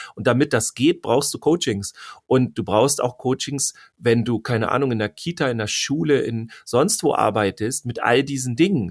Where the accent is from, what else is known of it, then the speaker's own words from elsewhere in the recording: Germany; bei uns in Deutschland